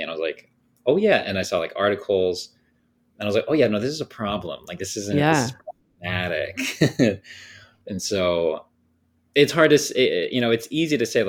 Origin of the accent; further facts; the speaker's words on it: Thousand Oaks, California, United States; I grew up in Thousand Oaks, California